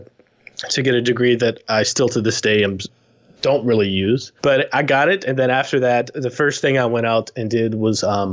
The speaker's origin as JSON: {"language": "English", "region": "Texas", "country": "United States", "moved": "as an adult", "lives_now": "British Columbia, Canada", "said": "I'm originally from Texas, but I've been here for about 10 years"}